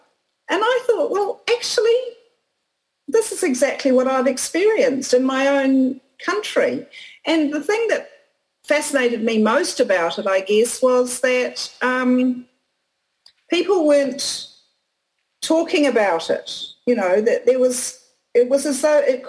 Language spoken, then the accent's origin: English; Auckland, New Zealand; I was born in Auckland the year after my parents arrived as 10-pound poms from England.